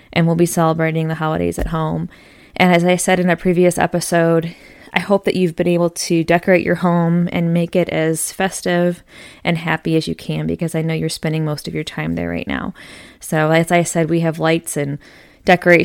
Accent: Michigan, United States; now in Tennessee, United States; I'm from Michigan, so up north

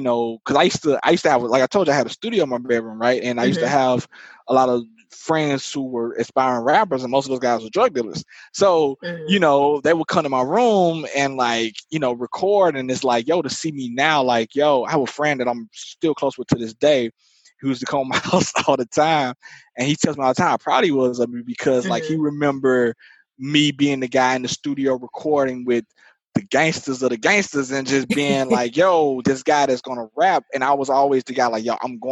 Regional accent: Marianna, Arkansas, United States; moved away; I'm from Arkansas, I'm from Mariana

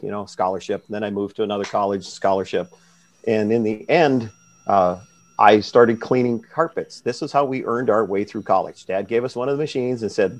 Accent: Warren, Minnesota, United States; moved away as an adult; now in Grand Rapids, United States; my hometown of Warren, Minnesota, where my parents are

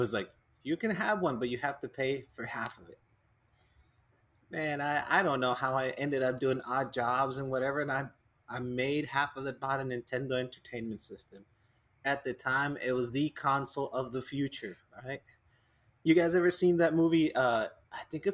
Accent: Mexico; growing up in Mexico

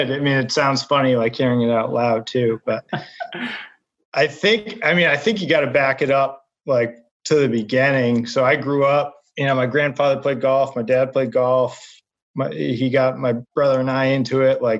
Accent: New England, United States; also born or lived in Boston; I grew up in New England. You know, I played George Wright, um, Sandy Burr, like all this stuff.

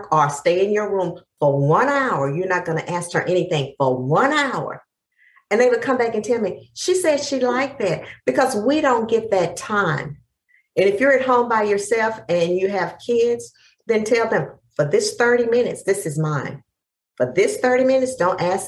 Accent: East Texas, United States; I'm from the deep South. I'm from East Texas

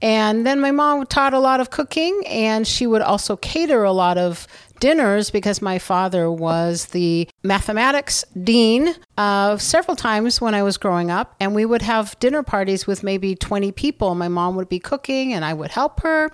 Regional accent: South Bend, Indiana, United States; moved away as an adult; also born or lived in New Zealand / Beijing, China; now in Southern California, United States; I grew up in South Bend, Indiana

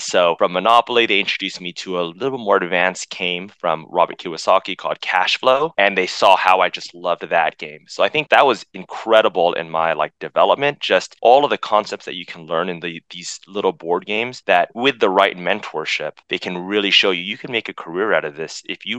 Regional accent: Philippines; I'm Filipino, so we'd always have these big family events.

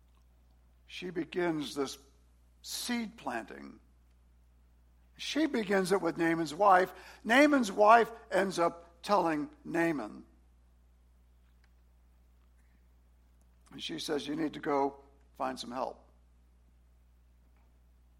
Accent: New Orleans, Louisiana, United States; moved away as an adult; also born or lived in Washington, D.C.; I grew up in New Orleans in the party scene.

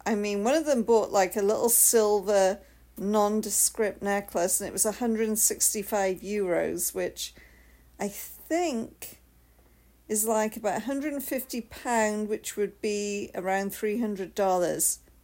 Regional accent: United Kingdom; I'm the Brit

